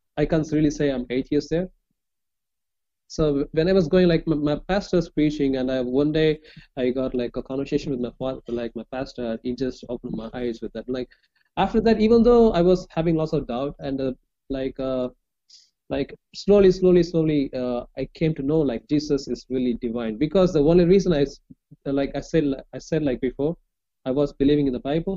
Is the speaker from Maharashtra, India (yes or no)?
no; Chennai, Tamil Nadu, India; I'm from India, like southern part of India